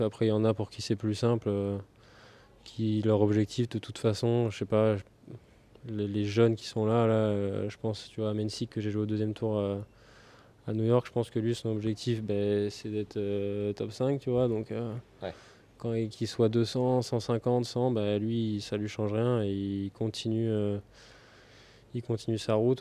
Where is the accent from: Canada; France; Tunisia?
France; Saint-Germain-lès-Corbeil, Île-de-France; moved away as an adult; also born or lived in Cap d'Agde; J'ai commencé vers 3-4 ans à Saint-Germain-les-Corbeilles, en région parisienne